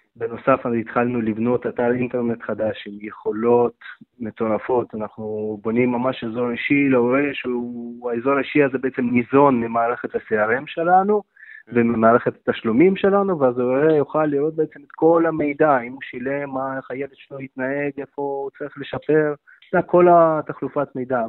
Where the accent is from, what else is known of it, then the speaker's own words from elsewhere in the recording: Israel; עליתי בגיל שמונה